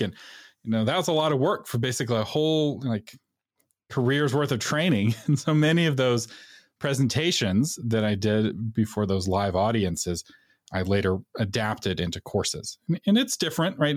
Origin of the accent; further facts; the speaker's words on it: Texas, United States; being a Texan